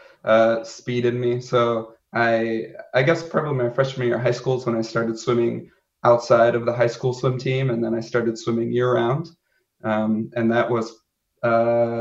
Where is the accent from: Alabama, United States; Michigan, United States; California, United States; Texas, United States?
Michigan, United States; Southeast; I grew up in Southeast Michigan, so not far from Ann Arbor